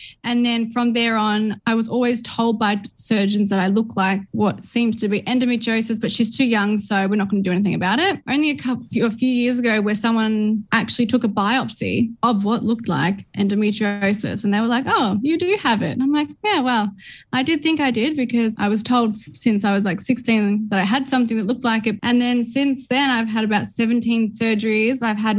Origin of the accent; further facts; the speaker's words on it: Melbourne, Victoria, Australia; I grew up in Melbourne in the western suburbs, and I've got two sisters and an older brother.